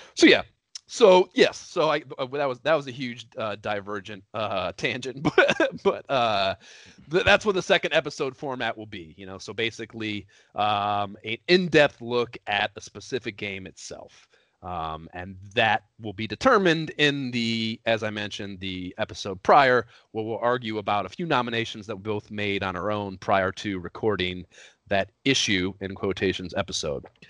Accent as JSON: {"language": "English", "town": "Oberlin", "region": "Ohio", "country": "United States", "tie": "born or raised there", "also_born_or_lived": "Columbus, Ohio / New York", "moved": "as an adult", "lives_now": "Los Angeles, United States", "said": "We grew up in Oberlin, Ohio"}